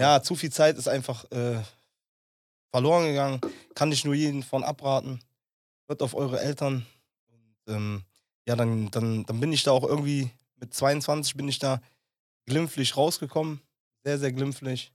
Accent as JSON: {"language": "German", "town": "Langenfeld", "region": "North Rhine-Westphalia", "country": "Germany", "tie": "born or raised there", "said": "das war eine Straße bei uns in Langenfeld"}